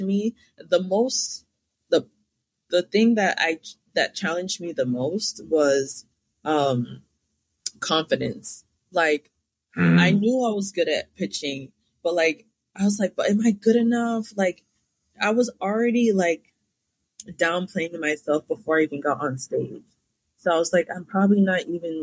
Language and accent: English; Cambridge, Massachusetts, United States; I'm from Cambridge, Massachusetts